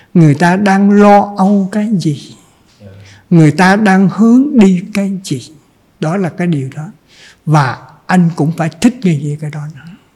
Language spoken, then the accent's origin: Vietnamese; Trần Văn Thời, Cà Mau, Vietnam; now in Ho Chi Minh City, Vietnam; quê hương tôi là ở trần văn thời